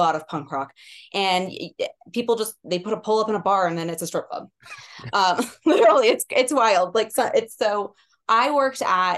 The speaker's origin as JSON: {"language": "English", "town": "Wasilla", "region": "Alaska", "country": "United States", "tie": "born or raised there", "also_born_or_lived": "Eugene, Oregon / Portland, Oregon / Austin, Texas / Las Vegas, Nevada", "moved": "as an adult", "lives_now": "Montana, United States", "said": "I grew up in Wasilla, Alaska."}